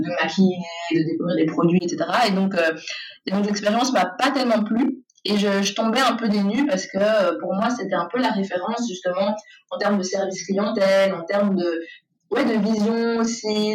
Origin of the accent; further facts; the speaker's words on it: Saint-Josse-ten-Noode, Brussels-Capital Region, Belgium; also born or lived in Rwanda; j'ai grandi à Saint-Josse principalement, donc voilà, dans le, dans le centre, dans la ville, avec ma mère